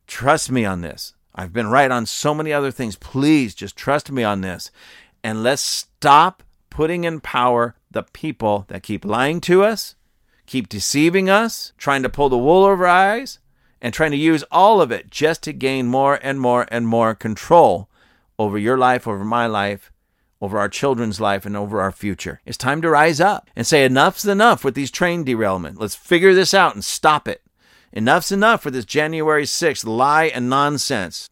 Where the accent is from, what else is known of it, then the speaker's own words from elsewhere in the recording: United States; I'm telling you this as an American.